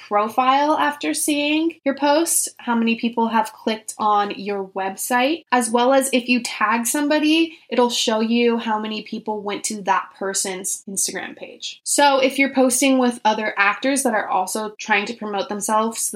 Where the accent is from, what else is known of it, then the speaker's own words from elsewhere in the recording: Orange County, California, United States; also born or lived in Germany; now in Los Angeles, United States; I grew up in Orange County